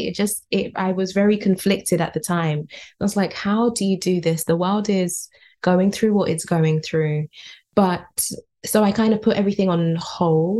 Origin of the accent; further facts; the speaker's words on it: United Kingdom; being born and raised here in the UK, I live in West London.